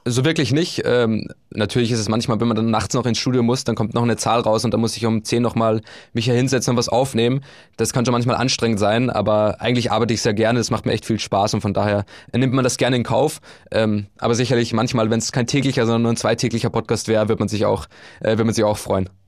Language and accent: German; Upper Austria, Austria; moved away as an adult; also born or lived in Bulgaria / Vienna; now in Hamburg, Germany; von meiner Heimat in Oberösterreich